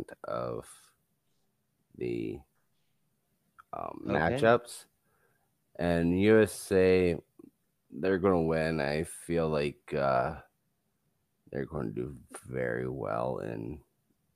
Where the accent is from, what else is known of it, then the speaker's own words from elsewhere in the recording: Canada; being Canadian myself